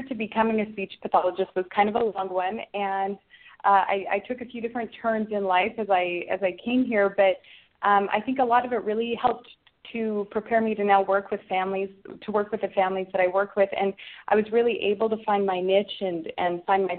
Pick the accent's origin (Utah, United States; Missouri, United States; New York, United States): Utah, United States; first language English; now in California, United States; I grew up in Utah and, you know, just English-speaking home